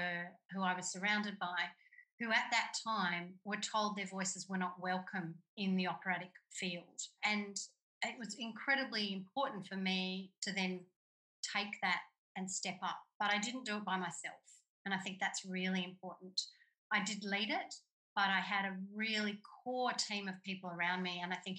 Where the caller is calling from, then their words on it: Australia; I'm calling in from Gimilaroi country and I'm in a regional area.